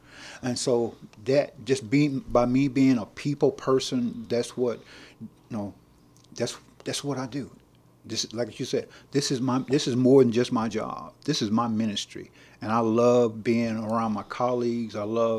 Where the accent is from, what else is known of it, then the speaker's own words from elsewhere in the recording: Nacogdoches, Texas, United States; I was born and raised right here in Nacogdoches.